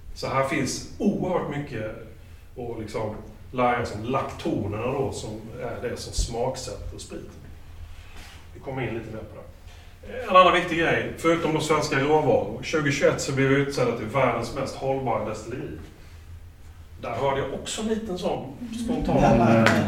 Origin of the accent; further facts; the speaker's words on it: Småland, Sweden; Som smålänning